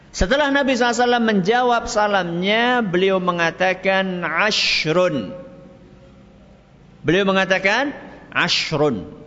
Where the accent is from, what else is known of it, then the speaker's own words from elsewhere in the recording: Java, Indonesia; Tapi kalau umumnya orang, apalagi kita orang Jawa